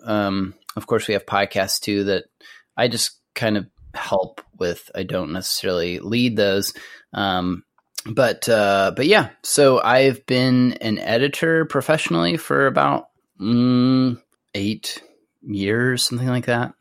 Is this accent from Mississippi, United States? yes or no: no; Amarillo, Texas, United States; I grew up in Amarillo, Texas, which is in the Texas Panhandle.